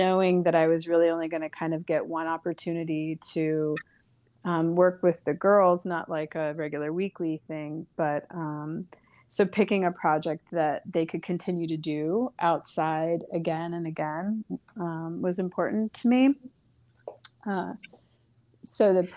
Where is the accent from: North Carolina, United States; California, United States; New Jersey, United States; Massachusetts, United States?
California, United States; Coachella Valley; I grew up in the Coachella Valley in my elementary school and junior high years.